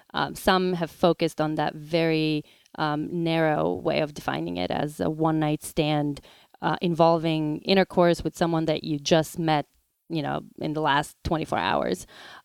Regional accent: North Macedonia; now in New York, United States; Macedonia. Not sure how things are these days over there. I rarely go back home.

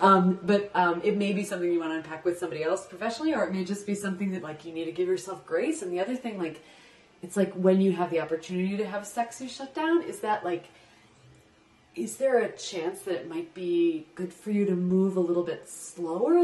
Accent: Midwest, United States; I was raised in the Midwest

